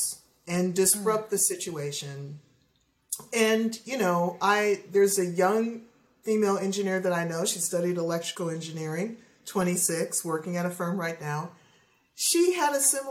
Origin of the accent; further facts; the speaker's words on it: Ohio, United States; I grew up in Ohio